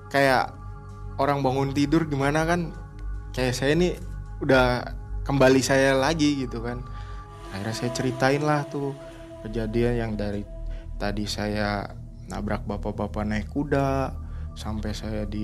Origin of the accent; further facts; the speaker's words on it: West Java, Indonesia; iya pak saya dari Jawa Barat saya bilang ini saya habis ngirim dari Jember